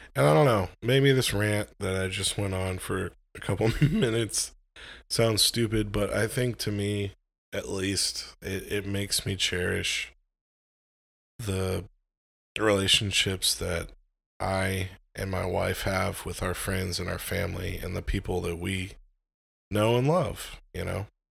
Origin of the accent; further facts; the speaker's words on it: United States; I'm an American